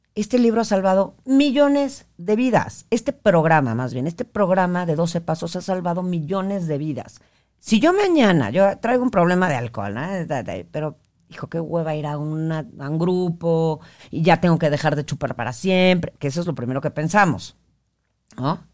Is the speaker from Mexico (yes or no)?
yes; northern Mexico, Mexico; yo soy como, como norteña y hablo con mis palabrotas